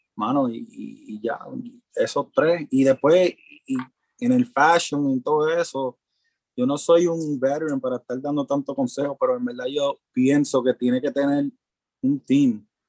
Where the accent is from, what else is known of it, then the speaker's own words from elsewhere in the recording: New York, United States; also born or lived in Puerto Rico; yo soy, yo nací en Puerto Rico y soy de Nueva York. Me mm. crié en Nueva York.